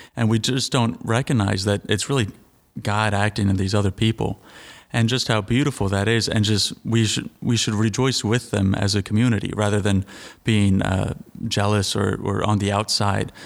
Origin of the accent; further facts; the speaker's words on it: Royersford, Pennsylvania, United States; I'm from Sacred Heart in Royersford.